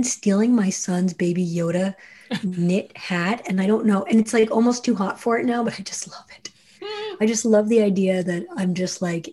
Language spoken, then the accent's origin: English; New Jersey, United States; I'm from Jersey